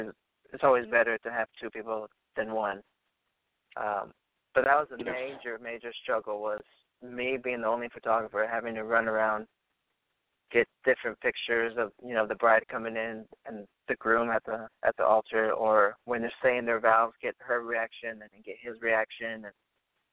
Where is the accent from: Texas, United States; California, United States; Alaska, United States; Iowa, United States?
California, United States; Orange County; I'm from Orange County, California